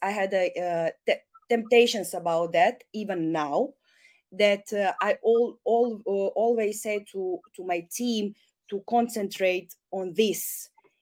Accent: Serbia; I'm all from Serbia

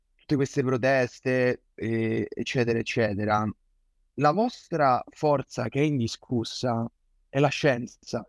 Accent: Rome, Lazio, Italy; sono di Roma.

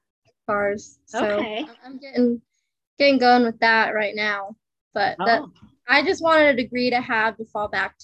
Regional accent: Winnemucca, Nevada, United States; I won my hometown Winnemucca's track championship

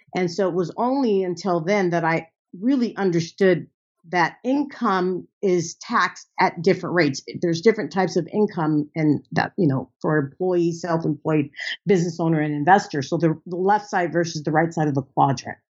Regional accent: United States; I'm an American

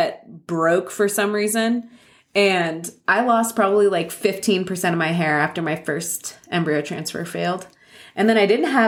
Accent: San Clemente, California, United States; I grew up in San Clemente

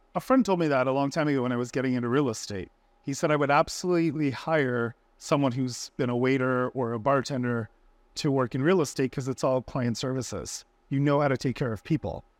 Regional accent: Orlando, Florida, United States; moved away; I'm from Orlando

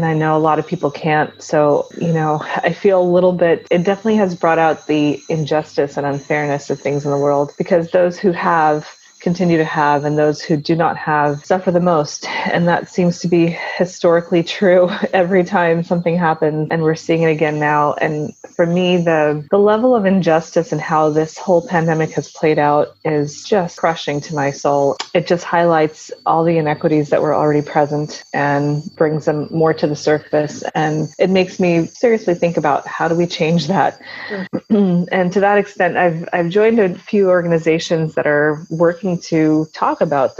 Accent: Gujarat, India; born there; Well, so I was born in India, in the state of Gujarat.

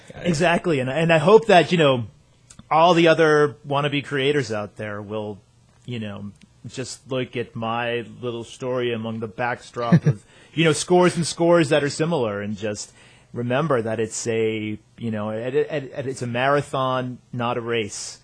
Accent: outside Boston, Massachusetts, United States; moved away as an adult; also born or lived in Syracuse, New York; I grew up outside Boston

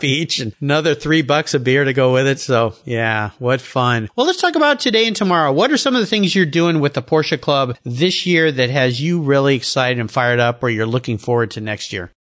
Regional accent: San Diego, California, United States; moved away as an adult; now in Pacific Northwest, United States; growing up in San Diego, you've been there since the 70s. I was there in the 60s all the way through until I moved up here about 23 years ago in the Northwest

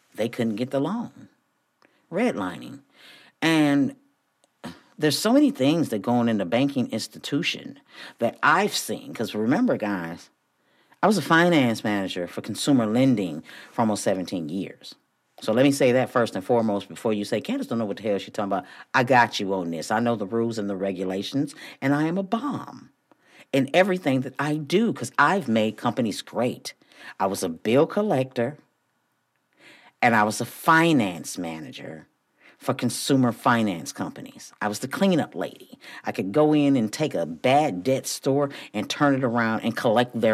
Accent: Flint, Michigan, United States; moved away as an adult; also born or lived in Houston, Texas; me growing up in Flint, Michigan, we had Black-owned stores on every corner when I was growing up.

